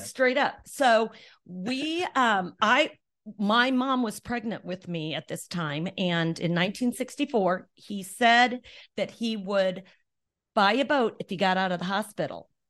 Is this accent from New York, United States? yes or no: no; Arlington, Nebraska, United States; we just grew up in small town, Arlington, and loved it